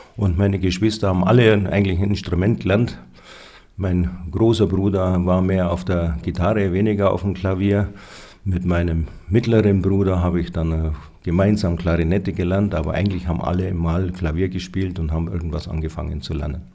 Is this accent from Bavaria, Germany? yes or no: yes; Schwangau, Bavaria, Germany; also born or lived in Roth bei Nürnberg; Schwangauer stimmt nur halb. Ja, ich bin zwar hier aufgewachsen, aber ich bin nicht hier geboren